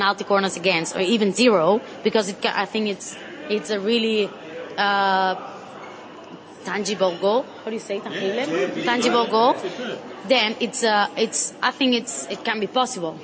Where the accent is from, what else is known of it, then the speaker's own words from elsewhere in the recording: Terrassa, Catalonia, Spain; English is a second language; in Spain, I come from Terrassa, so it's near by Barcelona